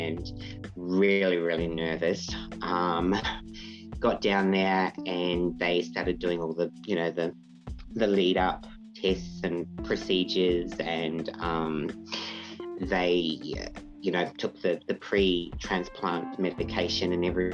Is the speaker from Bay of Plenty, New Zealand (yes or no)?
yes; Papamoa, Bay of Plenty, New Zealand; moved away as an adult; also born or lived in Perth, Western Australia; now in Australia; I'm originally from New Zealand, from Papamoa, grew up there.